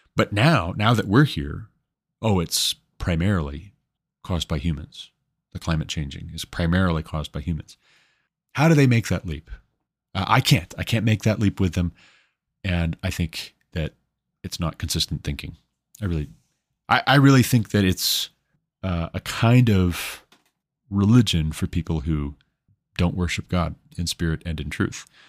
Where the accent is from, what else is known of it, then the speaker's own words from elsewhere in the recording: United States; I'm an American